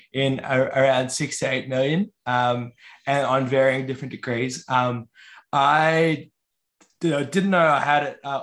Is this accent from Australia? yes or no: yes; Yorta Yorta land, Victoria, Australia; moved away as an adult; also born or lived in Wurundjeri country (Melbourne area); now in Melbourne, Australia; I was raised on Yorta Yorta land, but now reside in Wurundjeri country.